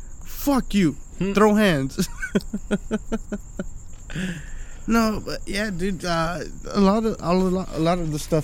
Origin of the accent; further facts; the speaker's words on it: Pomona, California, United States; first language Spanish; English is a second language; also born or lived in East Los Angeles, California; I'm from East LA. I was born in East LA, moved here when I was like 5.